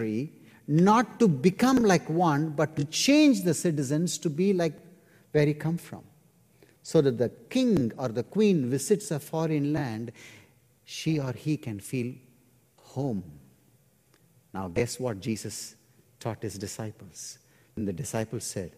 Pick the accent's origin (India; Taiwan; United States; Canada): India; my church in India